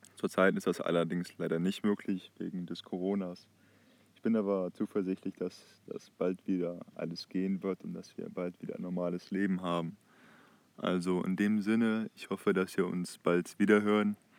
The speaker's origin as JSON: {"language": "German", "town": "Heinsberg", "region": "North Rhine-Westphalia", "country": "Germany", "said": "Ich komme aus der Stadt Heinsberg, äh, ziemlich im Westen von Deutschland"}